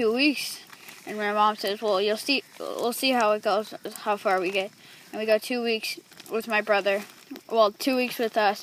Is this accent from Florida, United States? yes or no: yes; Naples, Florida, United States; I am also from Naples, Florida